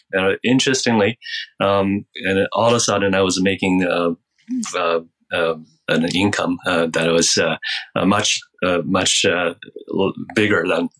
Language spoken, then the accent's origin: English; China; We didn't have any exposure to Christianity growing up in China. The Communist Party, I think it was the only source of information we could get.